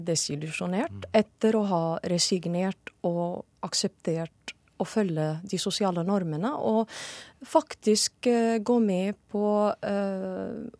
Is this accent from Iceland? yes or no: no; Syria; Det er det fortsatt i mange muslimske land, eller de fleste. Og det er det i Syria, hjemlandet mitt, også fortsatt den dag i dag.